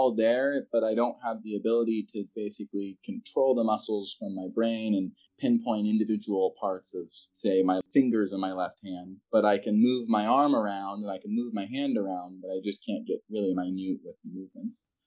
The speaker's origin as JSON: {"language": "English", "region": "California", "country": "United States", "tie": "born or raised there", "also_born_or_lived": "Texas", "moved": "yes", "said": "I was born in California"}